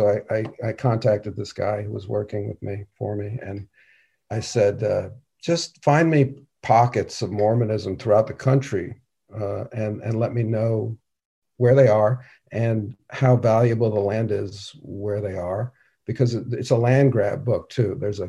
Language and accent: English; New York City, New York, United States; New York City.